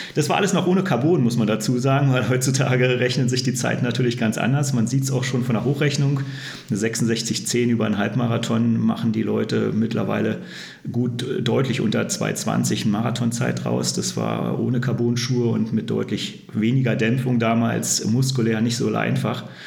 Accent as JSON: {"language": "German", "region": "Berlin", "country": "Germany", "tie": "born or raised there", "moved": "as an adult", "lives_now": "Würzburg, Germany", "said": "ich komme ja gebürtig aus Berlin, bin ja erst seit 2006 hier im Frankenland und in Würzburg."}